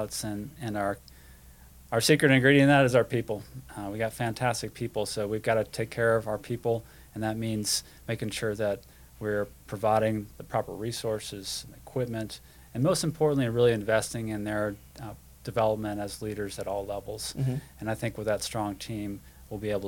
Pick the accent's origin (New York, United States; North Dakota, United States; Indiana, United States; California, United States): North Dakota, United States; moved away as an adult; I remember going and seeing the Thunderbirds at a few air shows in my home state of North Dakota